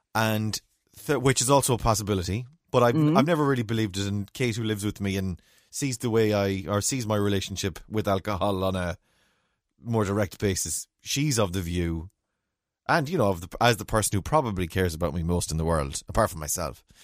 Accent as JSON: {"language": "English", "country": "Ireland", "said": "we're Irish"}